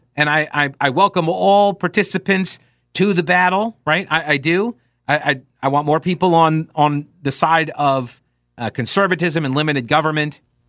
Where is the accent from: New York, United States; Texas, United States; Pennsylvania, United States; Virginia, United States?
New York, United States; I do. I grew up in New York, yeah.